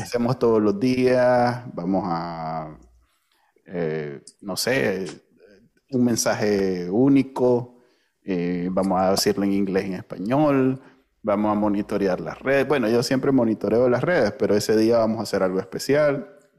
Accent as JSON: {"language": "Spanish", "country": "Nicaragua"}